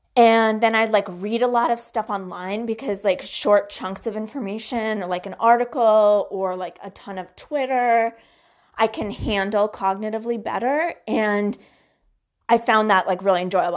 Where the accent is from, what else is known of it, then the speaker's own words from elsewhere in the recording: Boston, Massachusetts, United States; also born or lived in Minsk, Belarus / Brookline / Newton / Weston; settled in the Boston area, which is where I grew up, in, let's see, um, Brookline, then Newton, and then Weston